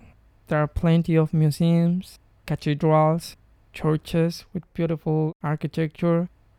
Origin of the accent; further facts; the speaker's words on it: Mexico; I'm from Mexico.